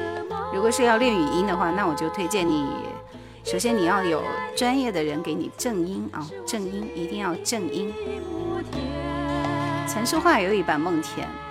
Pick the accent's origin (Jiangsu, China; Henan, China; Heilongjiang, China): Heilongjiang, China; 普通话我们黑龙江人还是比较有优势的。